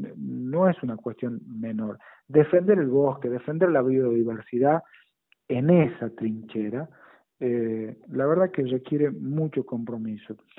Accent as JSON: {"language": "Spanish", "region": "La Rioja", "country": "Argentina", "said": "como riojano"}